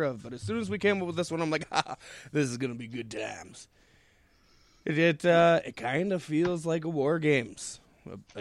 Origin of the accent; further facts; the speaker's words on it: Minneapolis, Minnesota, United States; I grew up in Minneapolis